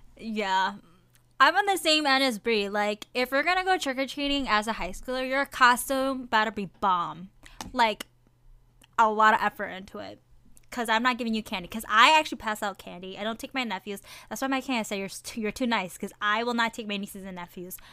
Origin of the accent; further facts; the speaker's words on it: Midwest, United States; we're from the Midwest, so by October, it's freezing